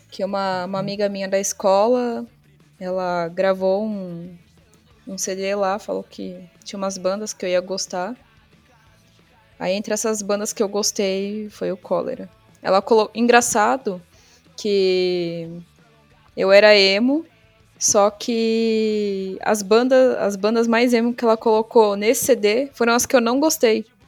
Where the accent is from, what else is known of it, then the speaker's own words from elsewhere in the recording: São Paulo, Brazil; eu nasci na Zona Sul de São Paulo e cresci também na, na Zona Sul.